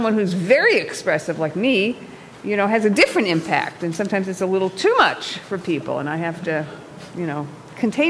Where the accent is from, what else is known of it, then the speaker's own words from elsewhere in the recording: New York, United States; now in Los Angeles, United States; my husband's from Iowa and I'm from New York and I live in Los Angeles.